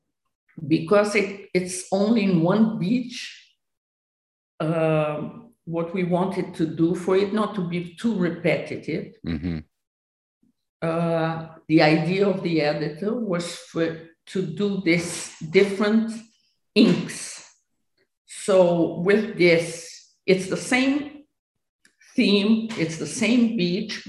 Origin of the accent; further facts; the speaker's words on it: Brazil; My Brazilian part, as I was born in Brazil